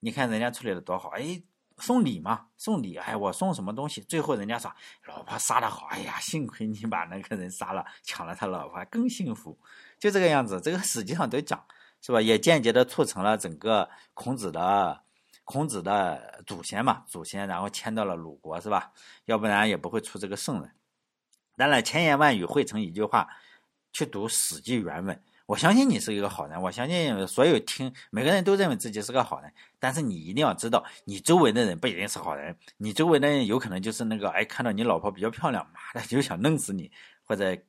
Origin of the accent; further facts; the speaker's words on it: China; 说中国人啊，我们中国人是一个友善的民族。